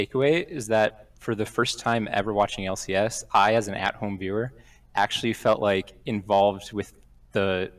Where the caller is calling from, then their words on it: Utah, United States; Middle of nowhere, Utah.